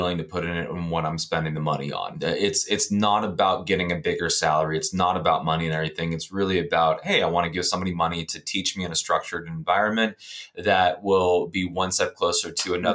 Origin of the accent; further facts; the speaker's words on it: Ohio, United States; moved away as an adult; also born or lived in Texas; now in Pittsburgh, United States; I'm originally from Ohio.